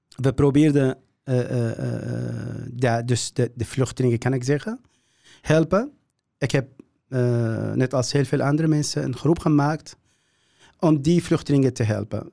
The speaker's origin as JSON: {"language": "Dutch", "country": "Syria", "second_language": "Dutch", "moved": "as an adult", "lives_now": "Netherlands", "said": "ik kom uit Syrië."}